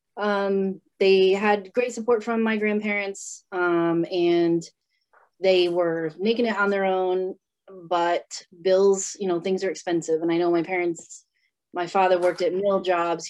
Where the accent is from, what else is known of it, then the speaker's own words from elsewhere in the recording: North Providence, Rhode Island, United States; I grew up in Providence, Rhode Island, North Providence to be exact